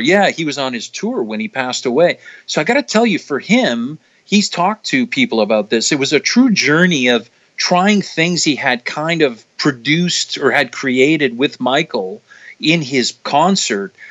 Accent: Canada; also born or lived in Toronto; a Canadian cinematographer

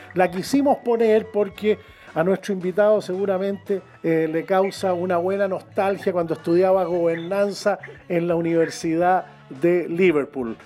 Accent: Chile; somos chilenos nosotros

